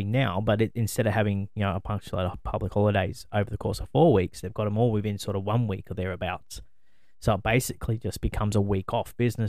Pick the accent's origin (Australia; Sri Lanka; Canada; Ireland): Australia; I'm Australian.